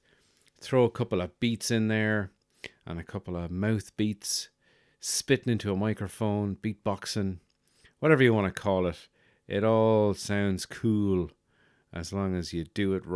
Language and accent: English; Birr, County Offaly, Ireland; moved away; my hometown in Burr County Offaly